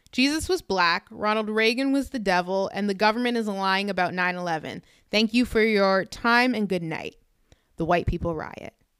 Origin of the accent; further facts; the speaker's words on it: Canada; I'm actually Canadian